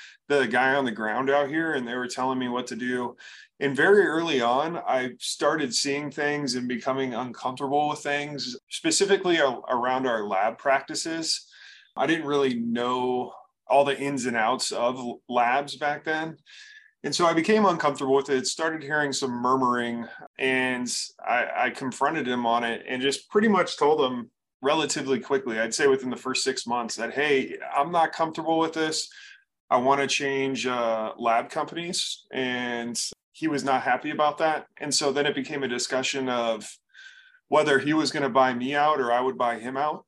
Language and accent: English; Bay Area, California, United States; moved away as an adult; now in Arizona, United States; I was born and raised in the Bay Area